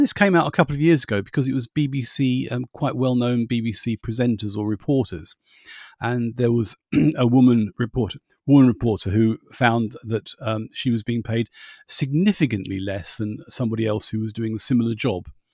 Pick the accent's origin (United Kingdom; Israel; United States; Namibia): United Kingdom; being British